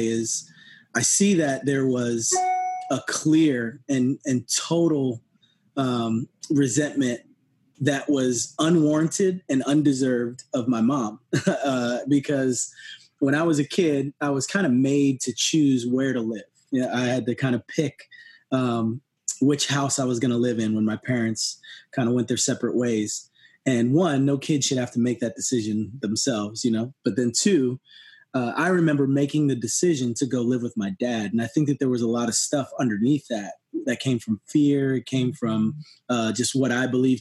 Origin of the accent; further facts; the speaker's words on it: New Jersey, United States; now in Tennessee, United States; I grew up in New Jersey